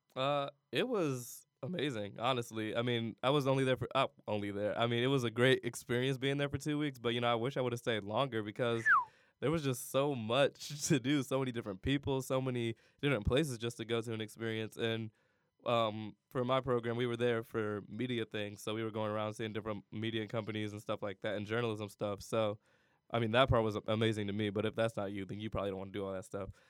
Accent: Cleveland, Ohio, United States; moved away as an adult; also born or lived in California / Miami, Ohio; I'm not from California. I'm from Cleveland, Ohio.

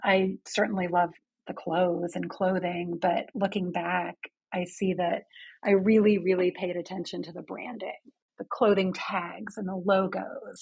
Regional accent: London, United Kingdom; also born or lived in Houston, Texas / United States; now in New York City, United States; I actually grew up in London, England

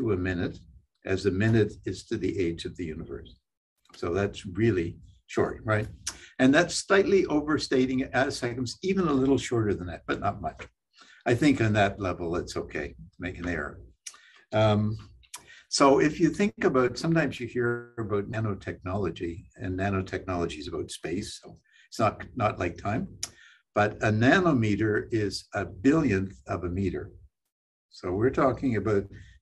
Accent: Saint John, New Brunswick, Canada; moved away as an adult; also born or lived in Nova Scotia / Bethlehem, Pennsylvania; I'm from St. John, New Brunswick. I went to St. John High School

